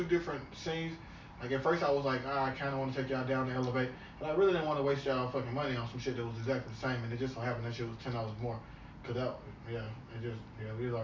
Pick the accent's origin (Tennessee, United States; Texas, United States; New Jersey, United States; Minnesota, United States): Tennessee, United States; Memphis; I'm from Memphis.